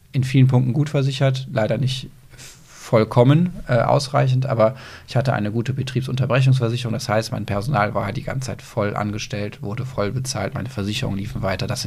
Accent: Aachen, North Rhine-Westphalia, Germany; Aber ich bin so das in Köln-Münster verwurzelt. Das ist halt meine Heimat.

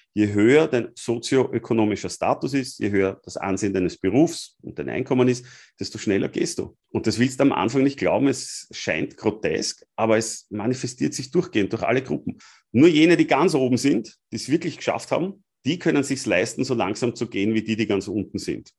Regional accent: Austria; als Österreicher

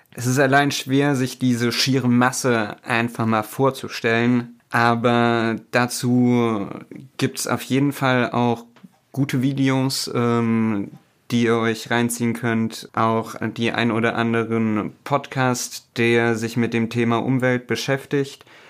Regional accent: Germany; bei uns in Deutschland

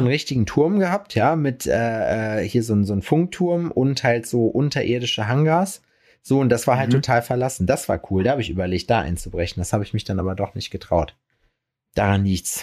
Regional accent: Lüdenscheid, North Rhine-Westphalia, Germany; moved away; bei uns in Lüdenscheid in der Heimat.

